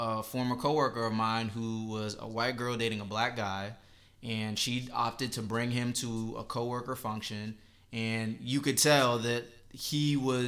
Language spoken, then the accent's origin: English; Northern Virginia, United States; growing up in Northern Virginia